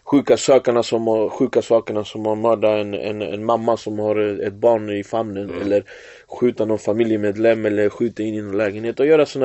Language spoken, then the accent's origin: Swedish; Finland; now in Sweden; när jag kom eh, från Finland till Sverige 2014